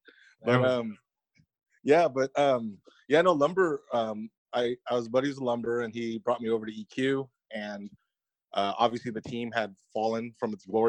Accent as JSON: {"language": "English", "region": "Southern California", "country": "United States", "said": "I'm from Southern California."}